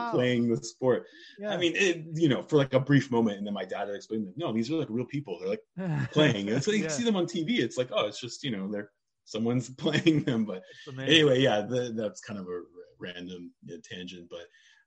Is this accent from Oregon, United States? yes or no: yes; Oregon, United States; also born or lived in Arizona; moved there when I was really young